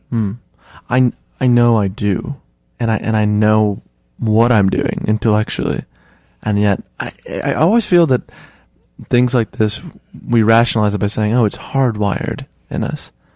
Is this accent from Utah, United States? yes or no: no; Chicago, Illinois, United States; someone who was born and raised in Chicago